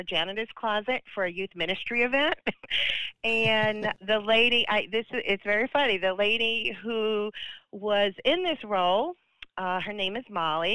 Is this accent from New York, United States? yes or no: yes; New York City, New York, United States; moved away as an adult; now in Wilmington, United States; I grew up in Staten Island, New York